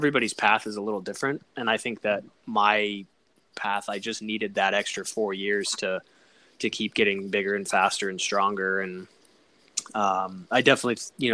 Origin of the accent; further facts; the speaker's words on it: Colorado Springs, Colorado, United States; I grew up in Colorado Springs